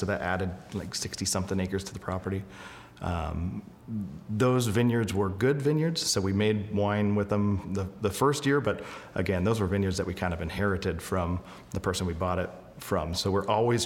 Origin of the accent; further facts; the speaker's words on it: Belfair, Washington, United States; moved away as an adult; now in Napa, United States; I'm originally from Washington State, the western side of the state, a little town called Belfair